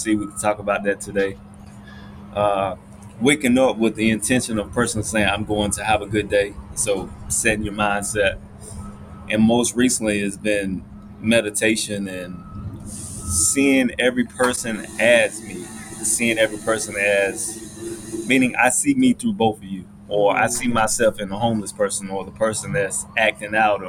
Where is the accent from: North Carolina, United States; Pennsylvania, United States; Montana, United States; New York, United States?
North Carolina, United States; moved away as an adult; also born or lived in Greensboro, North Carolina; now in Atlanta, United States; grew up in North Carolina